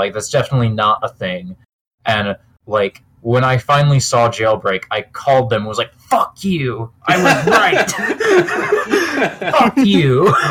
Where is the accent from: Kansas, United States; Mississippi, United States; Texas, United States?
Kansas, United States; I'm from Kansas